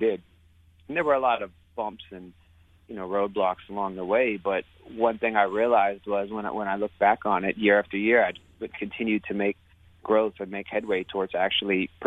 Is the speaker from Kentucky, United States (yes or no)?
no; Youngstown, Ohio, United States; moved away as an adult; now in Brooklyn, United States; where I grew up in Youngstown, Ohio